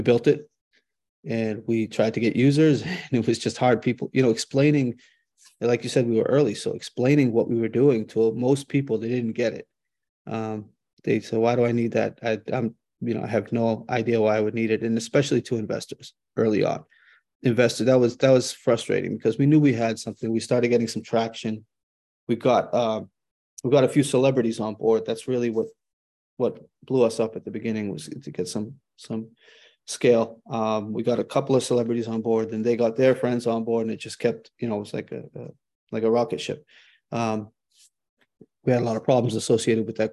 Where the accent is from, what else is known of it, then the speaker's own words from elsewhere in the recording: Boston, Massachusetts, United States; born and raised in Boston